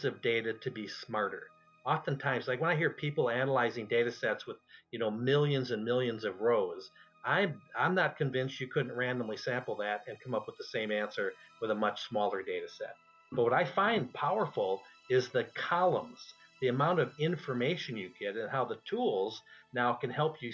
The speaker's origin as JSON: {"language": "English", "region": "Minnesota", "country": "United States", "tie": "born or raised there", "also_born_or_lived": "California", "moved": "yes", "said": "I may have been born in Minnesota"}